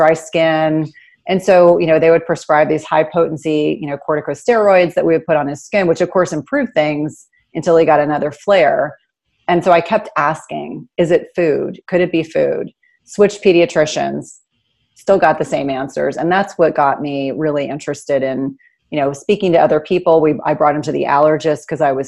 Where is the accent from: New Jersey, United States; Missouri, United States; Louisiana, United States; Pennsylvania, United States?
New Jersey, United States; I grew up in New Jersey.